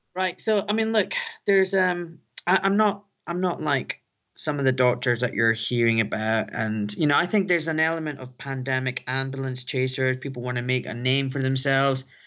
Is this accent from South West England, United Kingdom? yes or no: no; Glasgow, Scotland, United Kingdom; now in London, United Kingdom; a young Pakistani boy growing up in Glasgow